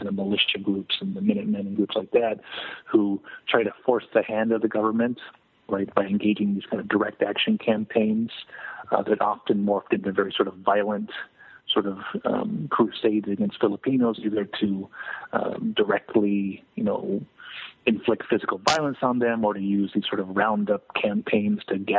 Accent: Yakima, Washington, United States; correct, in Yakima, my hometown.

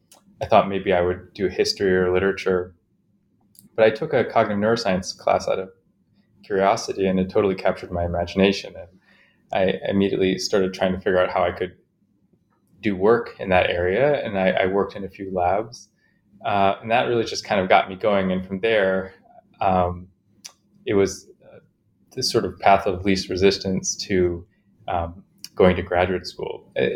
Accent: Chicago, Illinois, United States; I grew up in Chicago, mostly, and I had a kind of interesting upbringing

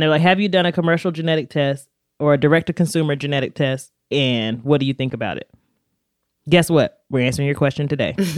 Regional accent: North Carolina, United States; I'm from North Carolina

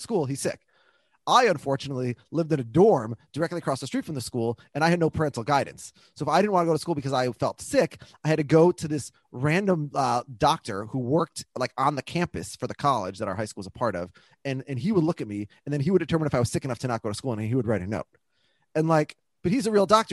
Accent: Minneapolis, Minnesota, United States; my dad's lived in the house that I grew up like where I was born in Minneapolis.

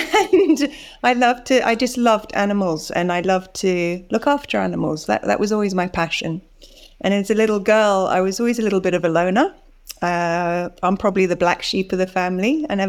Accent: Bali, Indonesia; also born or lived in Singapore; I was born in Singapore. I grew up in Indonesia and Bali.

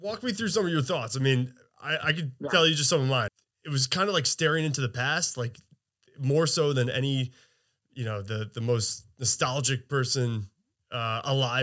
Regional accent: New Jersey, United States; also born or lived in Western Massachusetts; now in Massachusetts, United States; I live a little bit farther away in Western Mass, but I grew up in New Jersey too

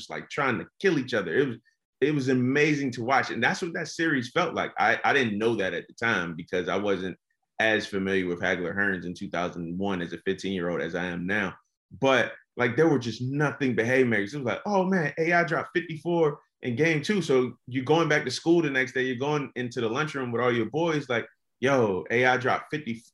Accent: Virginia, United States; I'm from Virginia.

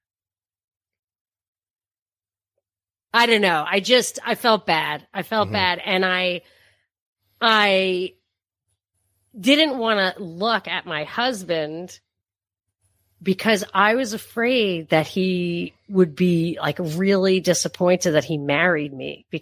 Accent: New York, United States; moved away as an adult; also born or lived in Texas; we're from New York.

